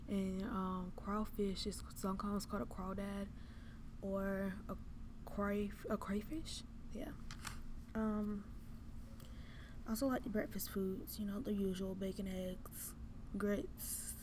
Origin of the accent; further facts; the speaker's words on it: the South, United States; I am from the South